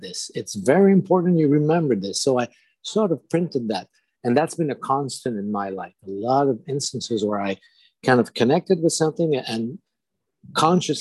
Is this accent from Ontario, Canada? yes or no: no; Montreal, Quebec, Canada; first language French; English is a second language; And I'm from Quebec. I'm a Francophone. So this is happening in the north part of Montreal, Quebec.